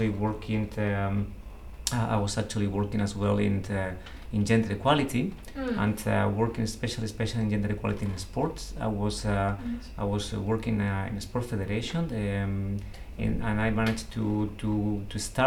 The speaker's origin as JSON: {"language": "English", "town": "Seville", "region": "Andalusia", "country": "Spain", "said": "I'm from Seville"}